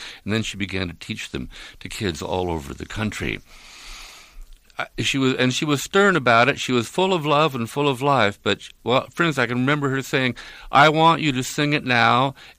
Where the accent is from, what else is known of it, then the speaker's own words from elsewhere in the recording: Nevada City, California, United States; We are a little lost town up in the Sierra, my hometown.